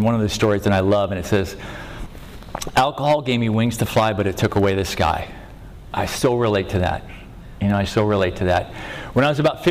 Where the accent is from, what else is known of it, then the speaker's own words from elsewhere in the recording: Venice, California, United States; born and raised in Venice, where the debris meets the sea.